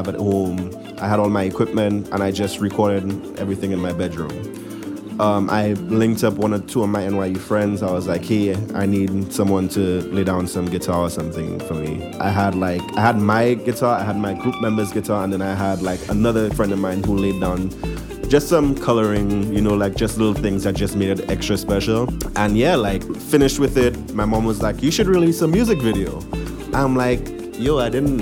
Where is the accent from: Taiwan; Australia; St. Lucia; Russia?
St. Lucia; now in New York, United States; it's an immigrant experience, but from a St. Lucian immigrant, my experience